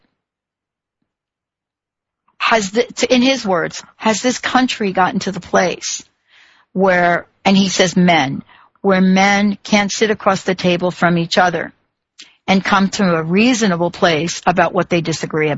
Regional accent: East Coast, United States; now in Washington, United States; I grew up on the East Coast

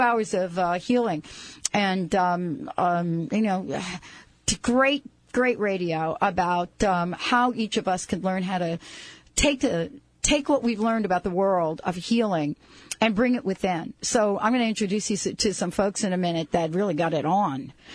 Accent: East Coast, United States; now in West Coast, United States; I grew up on the East Coast, when I moved out here to the West Coast

